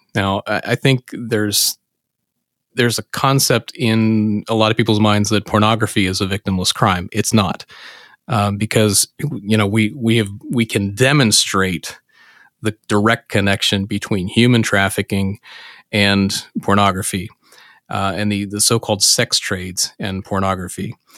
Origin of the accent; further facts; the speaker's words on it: Pennsylvania, United States; in my home state of Pennsylvania